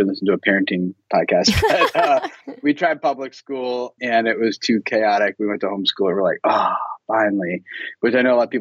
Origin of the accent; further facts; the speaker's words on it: Philadelphia, Pennsylvania, United States; moved away as an adult; also born or lived in Dallas, Texas; I grew up in Philadelphia, Pennsylvania area, and where all my family and friends were